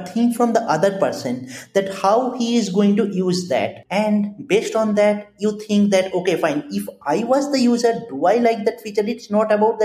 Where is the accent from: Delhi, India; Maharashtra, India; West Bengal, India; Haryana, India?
West Bengal, India; Kolkata; moved away; I completed my graduation from my hometown, that is Kolkata, on 2013